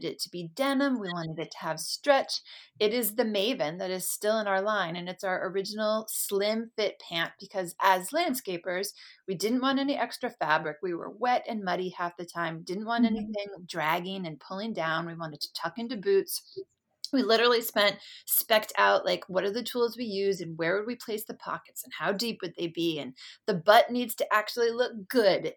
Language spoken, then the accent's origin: English; Maine, United States; moved away as an adult; now in Portland, Oregon, United States; I grew up in Maine, where it's famous for its winters.